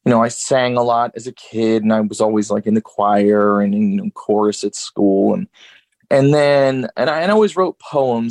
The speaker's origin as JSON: {"language": "English", "region": "Georgia", "country": "United States", "tie": "born or raised there", "also_born_or_lived": "Newark, New Jersey", "lives_now": "Nashville, United States", "said": "And then I finished growing up in Georgia"}